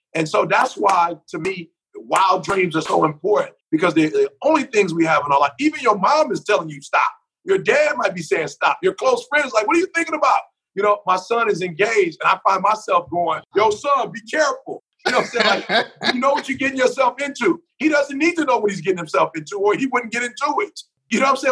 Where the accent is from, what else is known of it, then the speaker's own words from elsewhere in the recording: Detroit, Michigan, United States; growing up in Detroit, I was a music head